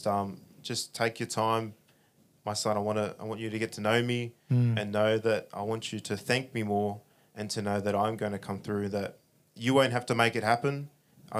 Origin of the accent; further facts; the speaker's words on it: Australia; I'm the Aussie host